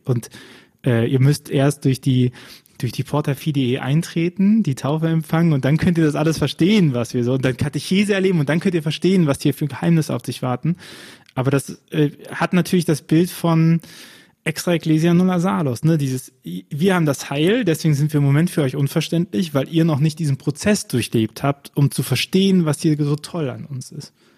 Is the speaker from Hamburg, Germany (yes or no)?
no; Bonn, North Rhine-Westphalia, Germany; ich bin ja gebürtiger Bonner